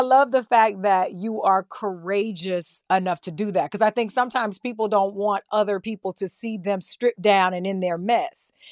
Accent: Ottawa, Tennessee, United States; I'm a country girl. I come from Ottawa, Tennessee, right outside of Chattanooga, right outside of Nashville, raised on a farm

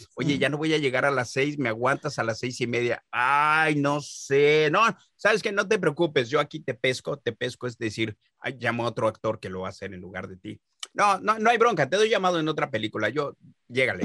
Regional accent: Mexico; yo soy mexicano

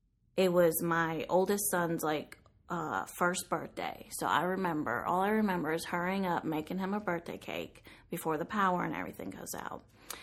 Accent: Brooklyn, New York, United States; also born or lived in Puerto Rico / Lake Charles, Louisiana; Born in Brooklyn, New York. Elementary school years, I went back and forth from New York and Puerto Rico.

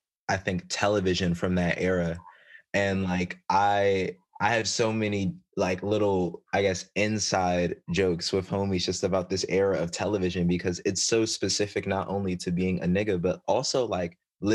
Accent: Maryland, United States; I grew up in Maryland

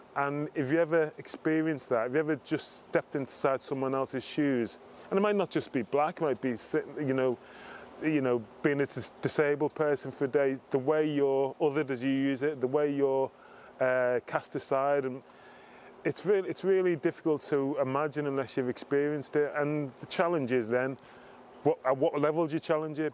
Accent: Liverpool, North West England, United Kingdom; I grew up in Liverpool

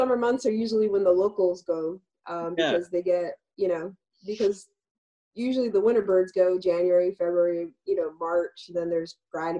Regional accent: Miami, Florida, United States; also born or lived in Cuban American; now in Massachusetts, United States; I'm from where people go to vacation. So I'm from Florida.

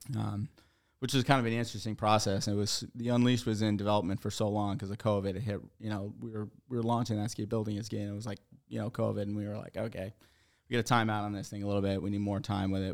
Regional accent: Stratton, Vermont, United States; I grew up in Vermont my whole life. I grew up in the Stratton area

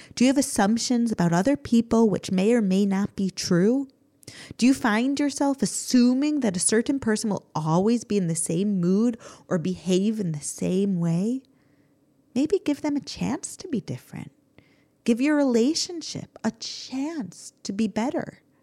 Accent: United States; now in Israel; growing up in America

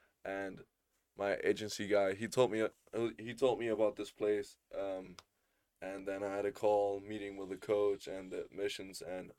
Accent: Spain; also born or lived in Germany; I'm from Spain and Germany, and the last 5 years I've been living in Spain

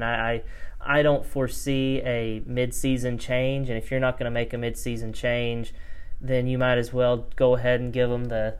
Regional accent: Arkansas, United States; growing up in Arkansas, following the team, covering the team

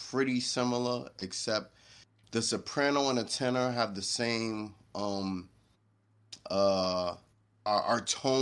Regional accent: New York City, New York, United States; moved away; I was born and raised in New York City. Harlem to be exact.

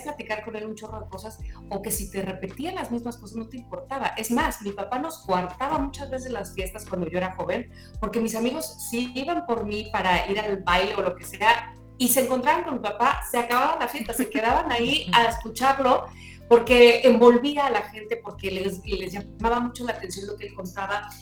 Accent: Veracruz, Mexico; moved away as an adult; also born or lived in Mexico City; yo estaba iniciándome en la radio aquí en, la ciudad de Veracruz

